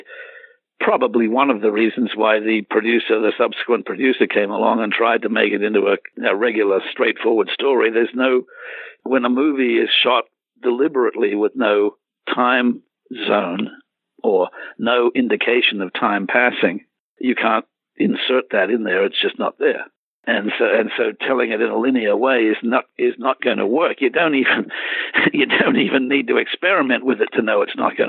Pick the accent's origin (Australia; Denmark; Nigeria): Australia; moved away; It was something that I grew up with. It was something in my DNA, being Australian